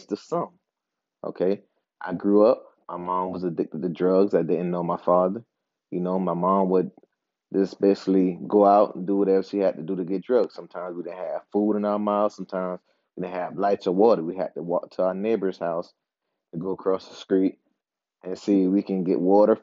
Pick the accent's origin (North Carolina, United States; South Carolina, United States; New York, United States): South Carolina, United States; Charleston; now in Upstate South Carolina, United States; I'm from Charleston. I live in the upstate right now